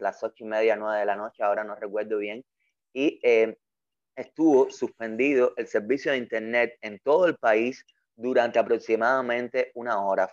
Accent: Cuba; also born or lived in Havana; soy un artista cubano. Vivo y trabajo

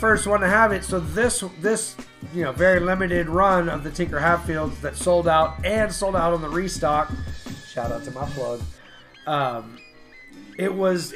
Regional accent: Houston, Texas, United States; I grew up in Southwest Houston

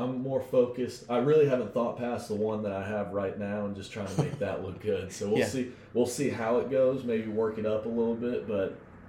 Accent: Austin, Texas, United States; Grew up in Austin my whole life.

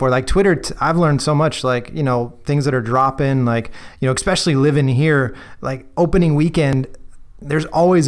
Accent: Chicago, Illinois, United States; moved away; I grew up in Chicago winters

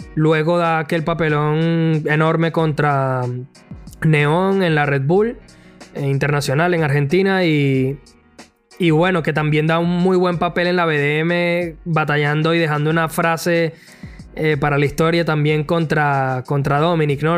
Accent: Venezuela; nosotros somos venezolanos

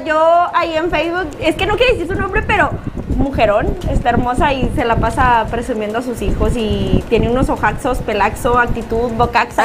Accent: Mexico; nosotros aquí como mexicanos

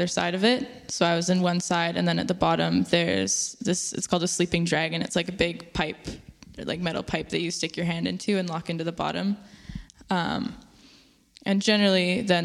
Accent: Chilliwack, British Columbia, Canada; I grew up in Chilliwack, which is a small town, kind of an hour and a half out of Vancouver

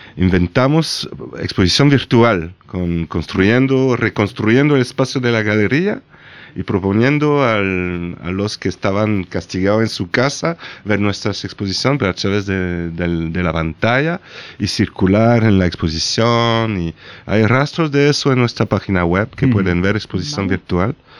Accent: Nîmes, Occitania, France; born or raised there; Spanish is a second language

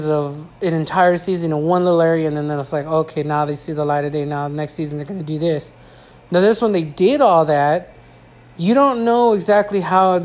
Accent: California, United States; I'm from California.

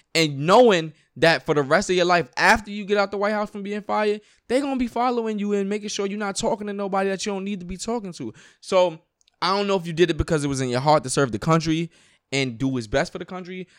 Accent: New York, United States; I grew up in New York.

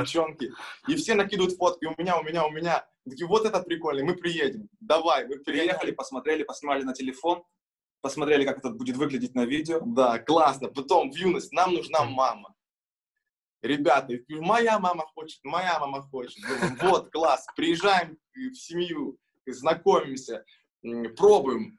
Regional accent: Kurakhove, Donetsk Oblast, Ukraine; now in Kazan, Russia; мы очень помним э, свой родной город Курахово, откуда мы родом. Это город Донецкой области

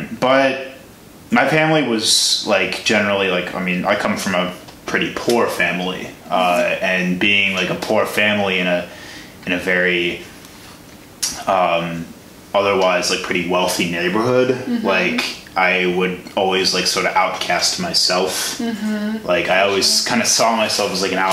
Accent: Chicago, Illinois, United States; I grew up in the suburbs of Chicago, south suburbs

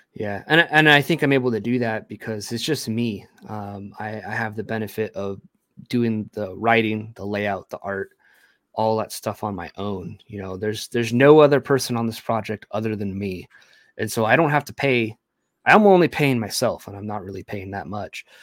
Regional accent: United States; being an American-born, um, Latino a Hispanic individual

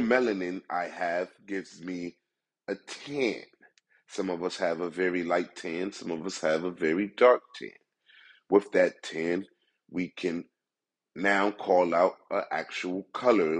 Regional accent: United States; me as a black man in America

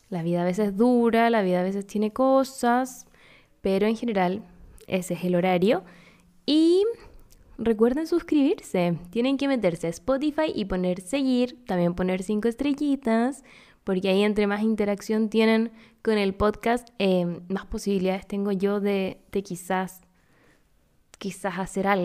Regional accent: Córdoba, Argentina; Yo soy de Córdoba.

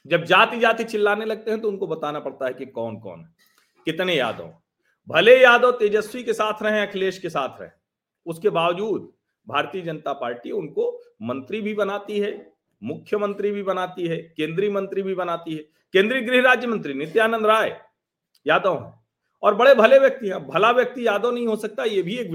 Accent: Pratapgarh, Uttar Pradesh, India; हमारा भी मूल जिला प्रतापगढ़ ही है

